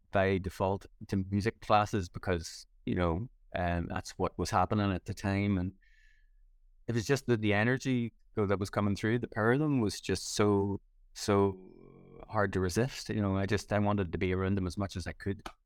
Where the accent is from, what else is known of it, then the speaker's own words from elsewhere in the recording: Ireland; moved away; it was always a big deal for me coming back home. and doing gigs in Ireland